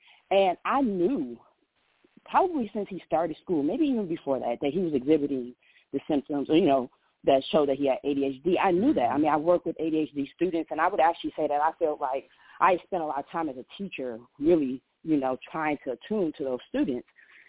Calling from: Powder Springs, Georgia, United States; I'm calling from Powder Springs, Georgia.

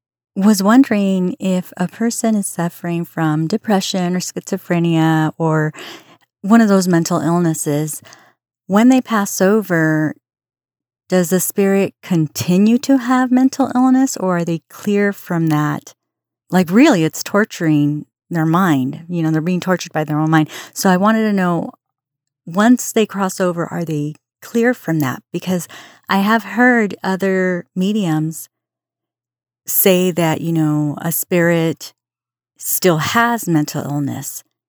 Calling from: California, United States; I'm from Southern California.

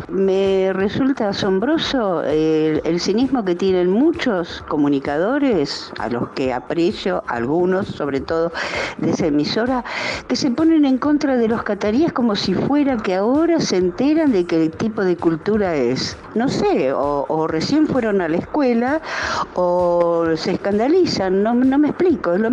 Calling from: Palermo, Buenos Aires, Argentina; Contacto Digital, buenas tardes, soy … de Palermo.

